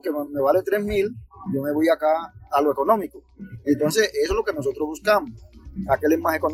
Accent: Costeño, Caribbean coast, Colombia; now in Antioquia, Colombia; nosotros como costeños le decimos a esto chopo.

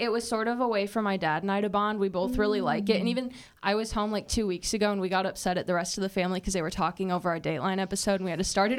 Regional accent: Wisconsin, United States; I mean, I'm from Wisconsin, so I make that 5-hour drive between here and there

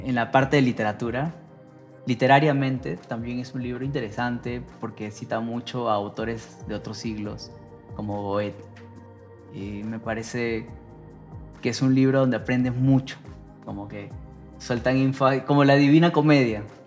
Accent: Peru; moved away as an adult; now in Mexico; estaría con mi familia, estaría con, eh, con mi familia y en mi tierra

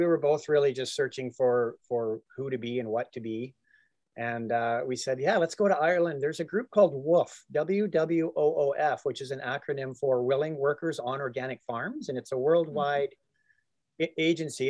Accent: Calgary, Alberta, Canada; I just happened to move into a house in Calgary, my hometown.

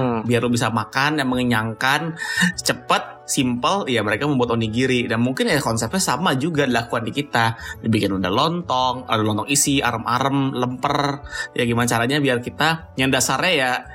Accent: Jakarta, Indonesia; gue dari kecil juga pas lagi di Jakarta

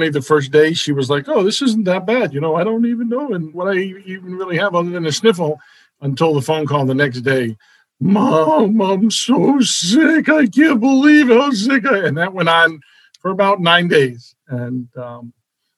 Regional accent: New Jersey, United States; also born or lived in Brooklyn, New York / Queens, New York; now in Danbury, United States; We moved from Brooklyn to Queens. And then 2 years after Queens, we moved to New Jersey. And that's where I grew up.

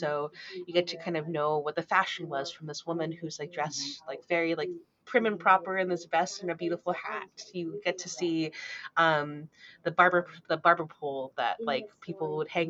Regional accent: United States; So for me too, like, I'm Japanese American.

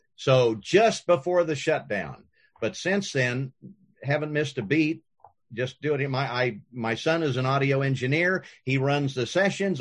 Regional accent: Kansas, United States; when I was growing up in Kansas

